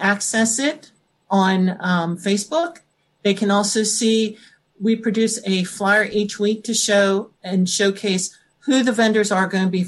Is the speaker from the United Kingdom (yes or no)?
no; North Versailles, Pennsylvania, United States; I did grow up from around here. I'm in North Versailles